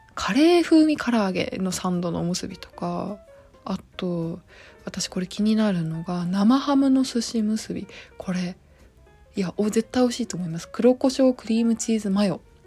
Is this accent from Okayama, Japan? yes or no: yes; Okayama, Japan; moved away; 地元岡山にいた時はニューデイズ知らなかった